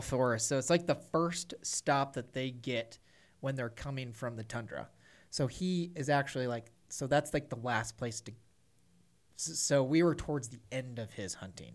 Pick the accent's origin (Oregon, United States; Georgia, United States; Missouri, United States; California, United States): Missouri, United States; central; my hometown farm in central Missouri